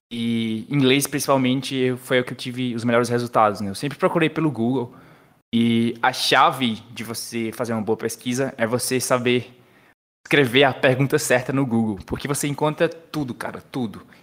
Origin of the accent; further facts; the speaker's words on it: João Pessoa, Paraíba, Brazil; born there; o meu sotaque já é um pouco diferente, mas sou paraibano, nasci em João Pessoa